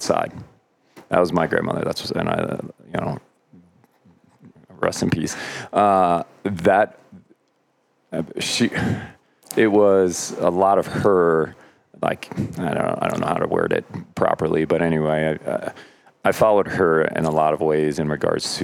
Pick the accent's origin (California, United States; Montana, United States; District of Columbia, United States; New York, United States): New York, United States; Lake George; moved away; also born or lived in Pennsylvania; I grew up in Lake George, New York